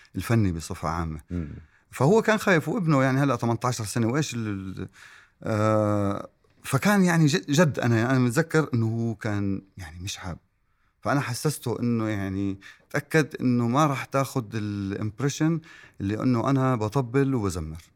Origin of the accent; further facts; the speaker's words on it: Irbid, Irbid Governorate, Jordan; أنا ابن إربد. وإربد يعني قرى.